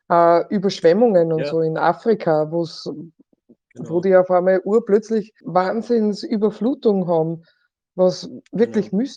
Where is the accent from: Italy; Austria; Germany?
Austria; also das findet auch bei uns in Österreich auch statt